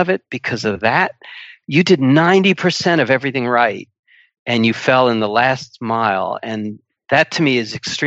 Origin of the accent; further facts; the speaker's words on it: United States; moved away as an adult; now in United Kingdom; I'm an American